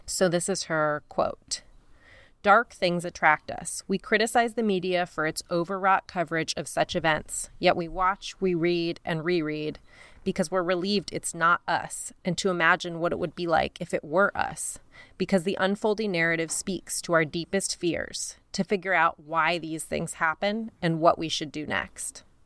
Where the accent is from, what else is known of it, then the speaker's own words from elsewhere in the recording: Denver, Colorado, United States; I grew up in Denver and I worked at a T C B